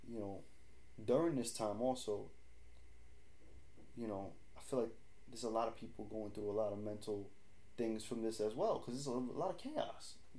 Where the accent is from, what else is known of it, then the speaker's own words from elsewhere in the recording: New York City, New York, United States; we're from New York